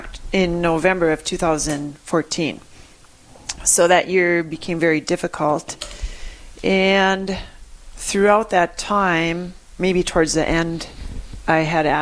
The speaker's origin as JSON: {"language": "English", "town": "Hibbing", "region": "Minnesota", "country": "United States", "tie": "born or raised there", "also_born_or_lived": "Sandstone, Minnesota / Virginia, Minnesota", "said": "I grew up in Hibbing, and we spent our summers on a small cabin north of Virginia on Lake 14."}